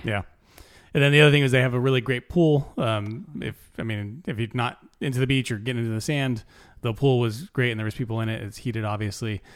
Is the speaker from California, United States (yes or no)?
yes; California, United States; I'm from California